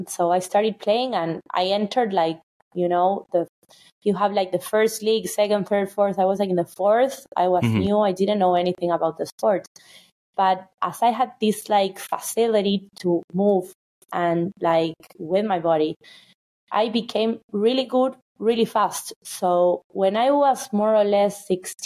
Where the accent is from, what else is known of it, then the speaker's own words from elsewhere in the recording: Buenos Aires, Argentina; now in New York City, United States; I was born in Buenos Aires, which is the capital of Argentina